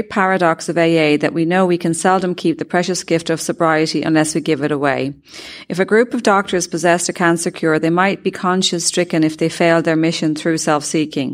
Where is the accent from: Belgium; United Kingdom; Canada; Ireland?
Ireland; I'm from Ireland